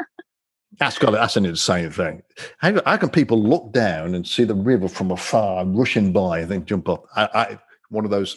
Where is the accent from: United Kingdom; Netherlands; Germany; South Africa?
United Kingdom; Coventry, West Midlands; I'm from England, as you know, born and raised in Coventry